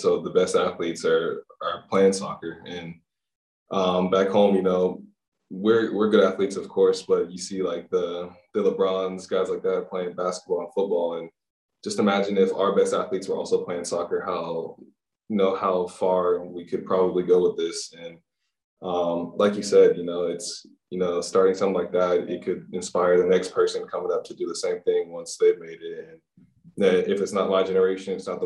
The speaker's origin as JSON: {"language": "English", "town": "Birmingham", "region": "Alabama", "country": "United States", "tie": "born or raised there", "said": "growing up in Birmingham"}